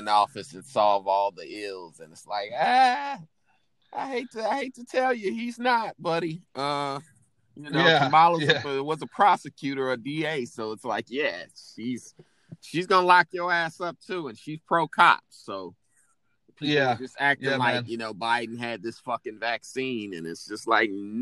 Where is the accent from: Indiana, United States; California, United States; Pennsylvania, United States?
Indiana, United States; Indianapolis; I'm from Indy